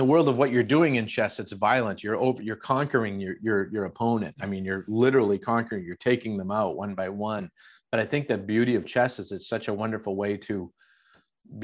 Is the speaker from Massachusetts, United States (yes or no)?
yes; Boston, Massachusetts, United States; I grew up in Boston.